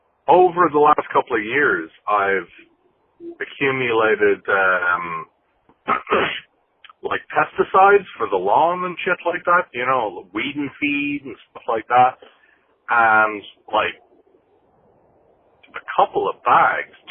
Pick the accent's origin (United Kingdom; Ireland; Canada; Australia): Ireland; now in Chicago, United States; I grew up in Ireland